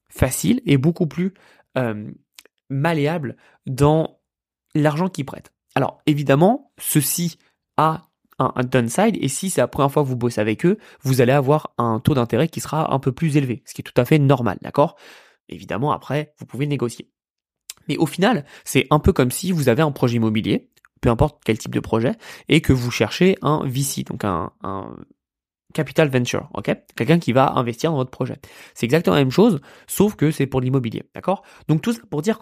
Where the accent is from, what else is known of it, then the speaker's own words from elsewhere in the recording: France; c'est que oui, on a grandi en France. Oui, la France est notre pays.